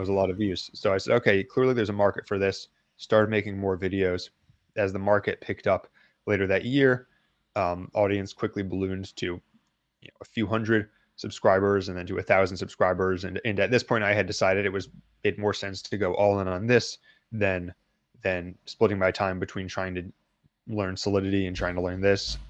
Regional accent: United States; I'm from the United States.

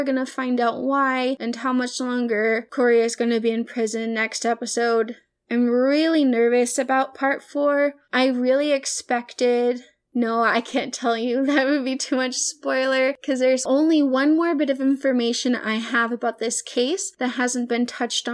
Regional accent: the South, United States; I am from the South

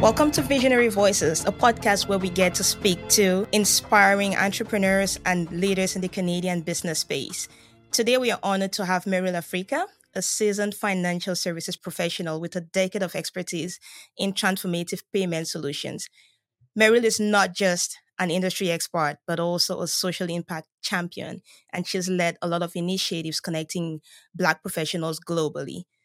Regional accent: Cameroon; moved away as an adult; I'm originally from Cameroon

